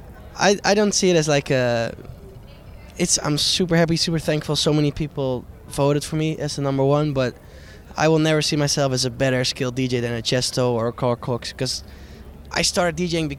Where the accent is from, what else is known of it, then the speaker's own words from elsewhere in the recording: Amsterdam, North Holland, Netherlands; I'm from Amsterdam